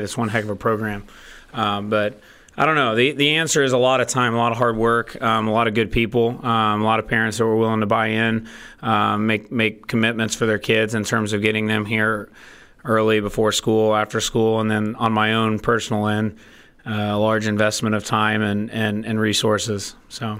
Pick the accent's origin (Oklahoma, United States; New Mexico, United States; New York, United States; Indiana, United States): Indiana, United States; Martinsville; I'm from Martinsville, Indiana, went to I U.